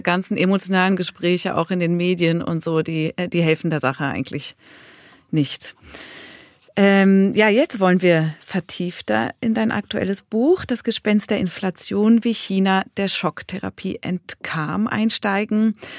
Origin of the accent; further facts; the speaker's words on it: Switzerland; Ich bin Schweizerin.